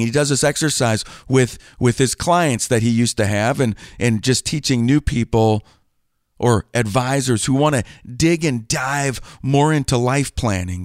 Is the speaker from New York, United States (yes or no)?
no; Green Bay, Wisconsin, United States; born or raised there